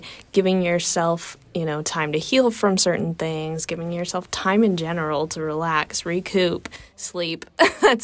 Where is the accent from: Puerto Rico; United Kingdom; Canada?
Canada; moved away; I was born and raised in Canada